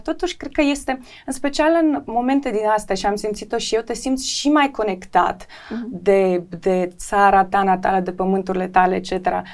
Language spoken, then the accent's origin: Romanian; Chișinău, Moldova; also born or lived in London; sunt din Chișinău